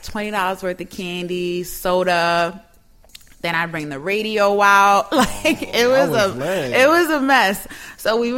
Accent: New York City, New York, United States; I grew up in Harlem, born and raised on the east side

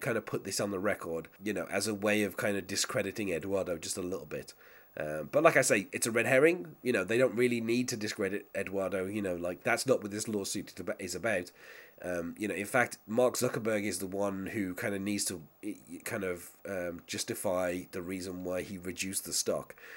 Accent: England, United Kingdom; as an Englishman myself

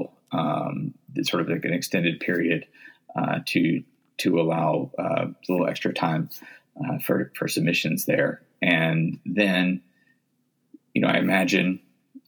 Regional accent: the South, United States; moved away as an adult; also born or lived in Virginia / Tennessee / Mississippi; now in Saint Paul, United States; I grew up in the South. I grew up in Virginia and Tennessee, and I went to college in Mississippi

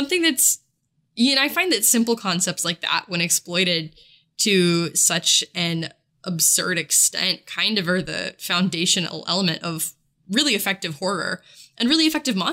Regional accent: West Virginia, United States; So I am not Welsh, but I am West Virginian

